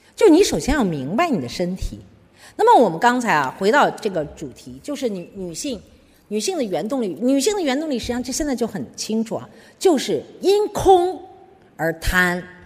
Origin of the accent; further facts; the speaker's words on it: China; 就是我们中国人啊，有一个很大的问题